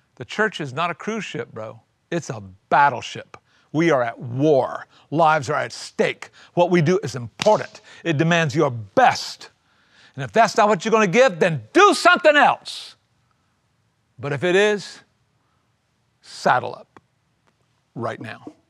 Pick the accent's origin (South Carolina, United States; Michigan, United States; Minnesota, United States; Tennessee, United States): South Carolina, United States; I grew up in South Carolina in a little tiny micro church.